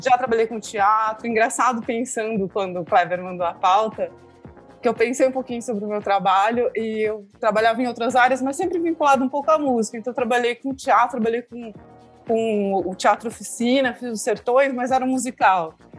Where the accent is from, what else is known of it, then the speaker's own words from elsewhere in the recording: Santa Bárbara d'Oeste, São Paulo, Brazil; Eu sou de Santa Bárbara do Oeste